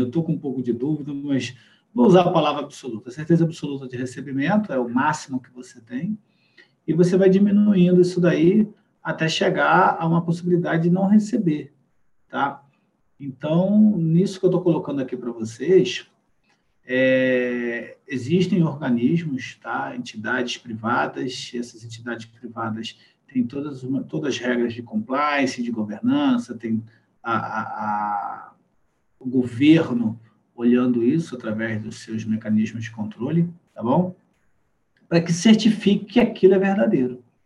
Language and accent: Portuguese; Brazil; a gente aqui no Brasil